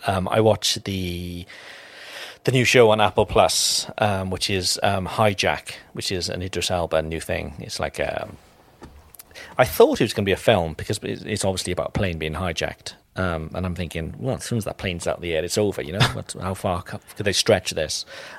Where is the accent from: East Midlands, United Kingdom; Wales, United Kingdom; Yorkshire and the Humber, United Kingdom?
Wales, United Kingdom; Cardiff; moved away; And even back in Wales, you know, I'm from Cardiff